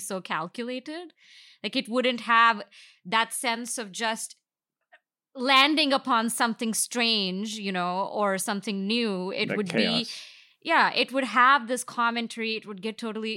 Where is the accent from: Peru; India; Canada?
India; now in United States; I didn't grow up here. I grew up in India